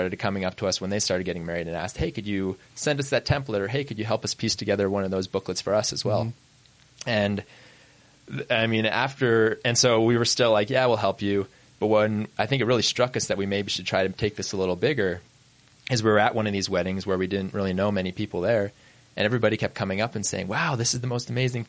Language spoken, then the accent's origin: English; Idaho, United States; moved away as an adult; also born or lived in New York; I grew up in Idaho.